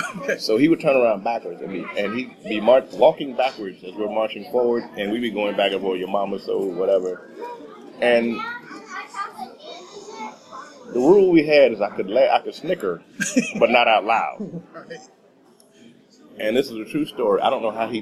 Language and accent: English; Texas, United States; I'm a Texan